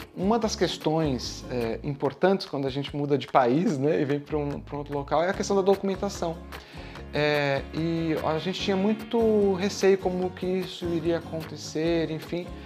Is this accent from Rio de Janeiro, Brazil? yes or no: no; São Paulo, Brazil; moved away as an adult; now in Braga, Portugal; Eu nasci na cidade de São Paulo, no Brasil, é, onde cresci, me desenvolvi, fiz a minha licenciatura, mestrado, doutoramento